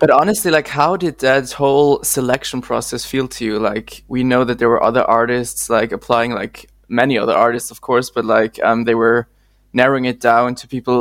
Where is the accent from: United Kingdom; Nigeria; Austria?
Austria; I'm from Austria.